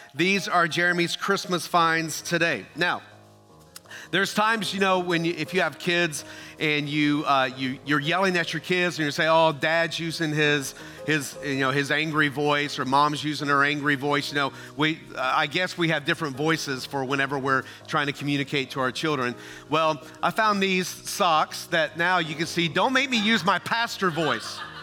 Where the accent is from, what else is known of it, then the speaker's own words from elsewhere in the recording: Tennessee, United States; also born or lived in Ohio; Now, I grew up in Tennessee, but I was born in Ohio, where all my relatives still lived.